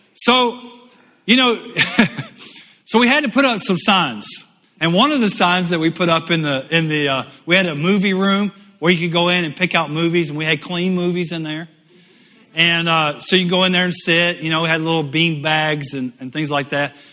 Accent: United States; also born or lived in Michigan; me coming as an American

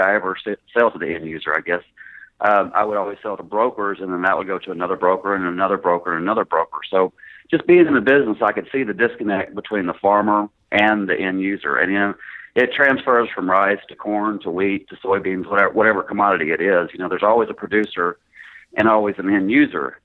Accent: Greenville, Mississippi, United States; moved away as an adult; also born or lived in Paragould, Arkansas / San Antonio, Texas; now in Little Rock, United States; I actually uh, grew up in Greenville, uh, graduated high school, and went to college there in, in Mississippi

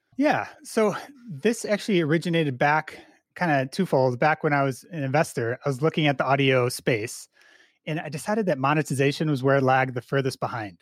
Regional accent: Chicago, Illinois, United States; I grew up in the Chicago suburbs here

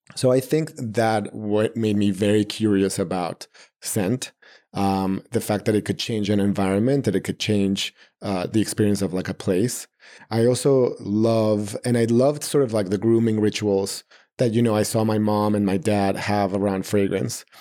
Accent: Mexico City, Mexico; moved away as an adult; now in New York City, United States; I'm born and raised in Mexico City, uh, all my family is there.

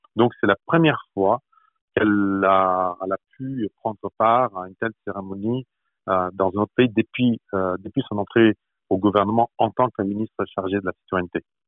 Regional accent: France; moved away as an adult; now in Toronto, Canada; quand on est français, quand on représente la France, comme je le fais ici à Toronto

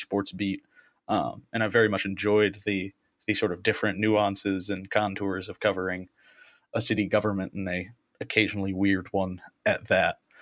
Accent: Okemos, Michigan, United States; also born or lived in Central New York; I'm from Okemos, Michigan. I'm a lifelong resident.

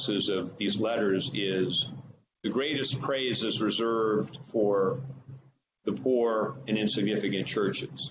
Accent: Northern California, United States; moved away; I'm from Northern California originally

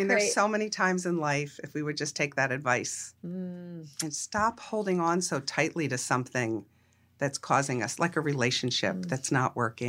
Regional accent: Pennsylvania, United States; I grew up outside of Philadelphia.

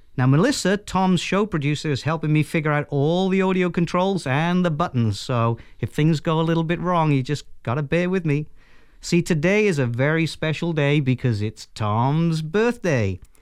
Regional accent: Wales, United Kingdom; accent: Welsh; I'm a pretty proud Welshman

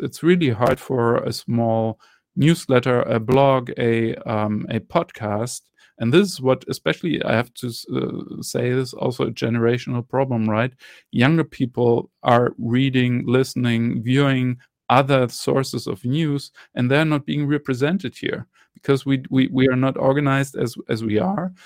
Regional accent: Germany; I'm from Germany

